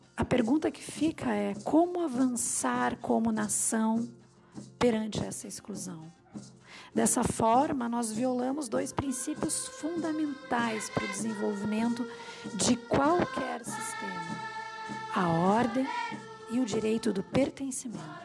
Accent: Brazil; a gente como brasileiro

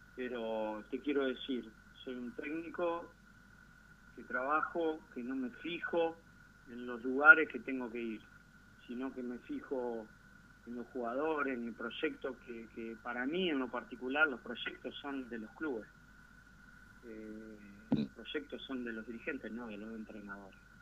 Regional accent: Gualeguaychú, Entre Ríos, Argentina; Estoy en Gualeguaychú, mi ciudad natal

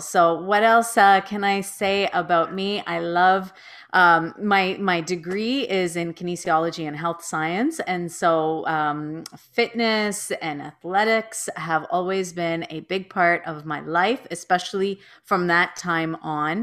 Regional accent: Toronto, Ontario, Canada; I was born and raised in Toronto, Ontario, Canada

